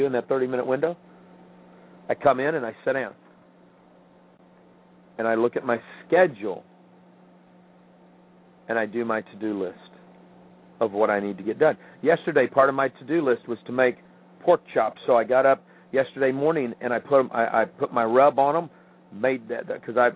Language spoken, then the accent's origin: English; Midwest, United States; moved away; growing up in the Midwest